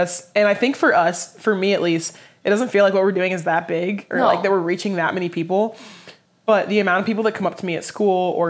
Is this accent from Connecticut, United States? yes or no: no; Dallas, Texas, United States; also born or lived in Austin, Texas; I was born in Austin, Texas, grew up in Dallas